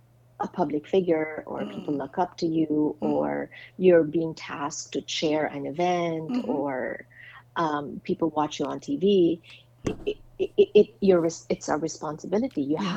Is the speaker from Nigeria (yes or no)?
no; Philippines; now in United States; my, I guess, impact as a Filipino